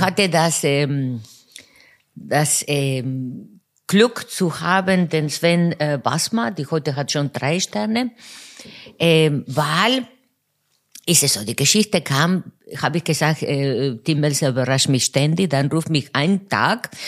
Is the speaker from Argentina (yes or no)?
yes; Buenos Aires, Argentina; German is a second language; moved away as an adult; geboren in Buenos Aires und dort bis äh, 26 Jahre äh, gewohnt